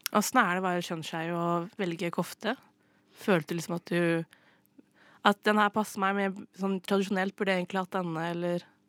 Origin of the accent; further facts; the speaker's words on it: Østfold, Norway; jeg er jo mest fra Østfold